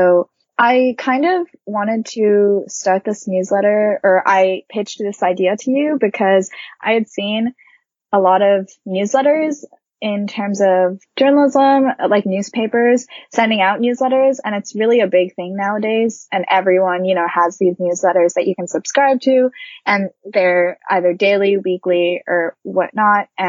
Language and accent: English; Japan; English is a second language; now in Boston, United States; So I'm originally from Japan. I'm Japanese, but I've lived in several different countries growing up because of my dad's job.